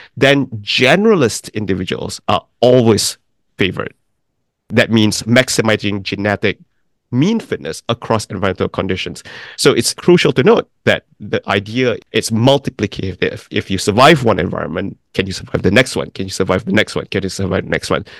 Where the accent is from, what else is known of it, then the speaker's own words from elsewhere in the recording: Malaysia; moved away as an adult; also born or lived in Oxford, England / New York City; I'm from Malaysia, but my grandparents actually came from China and migrated to Malaysia. So I grew up in a country that was very different from theirs.